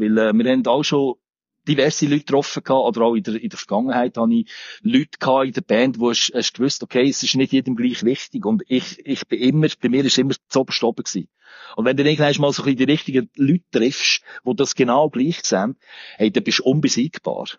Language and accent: German; Olten, Solothurn, Switzerland; moved away; ich bin ursprünglich aus Olten